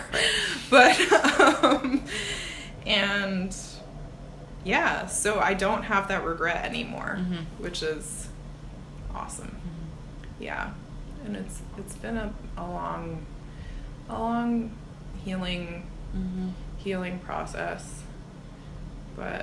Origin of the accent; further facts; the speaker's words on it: New Jersey, United States; also born or lived in Olympia, Washington; now in Bay Area, United States; where I grew up in South Jersey